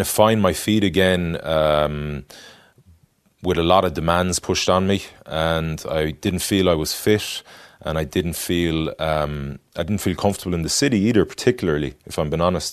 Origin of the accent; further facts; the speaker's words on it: Galway, Connacht, Ireland; moved away as an adult; also born or lived in France; I grew up in Galway